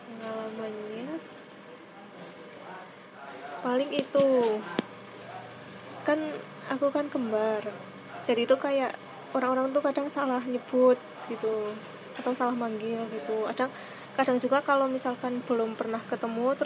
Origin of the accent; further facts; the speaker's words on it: Wonosobo, Central Java, Indonesia; ya dari kecil sampai sekarang